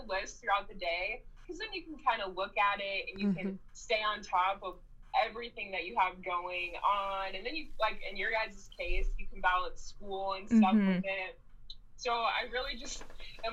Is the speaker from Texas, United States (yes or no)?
no; Chicago, Illinois, United States; moved away as an adult; now in Lincoln, United States; I'm from Chicago, Illinois, and I went to UNL.